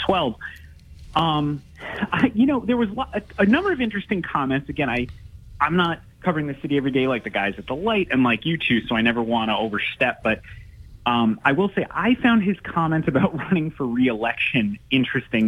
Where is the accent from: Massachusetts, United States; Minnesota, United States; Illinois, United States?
Massachusetts, United States; Attleboro; I grew up in Attleboro